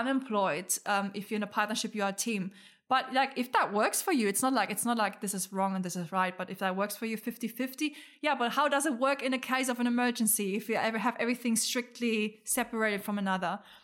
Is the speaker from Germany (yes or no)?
yes; Germany; moved away; also born or lived in Australia; where I'm from, like, we're from Germany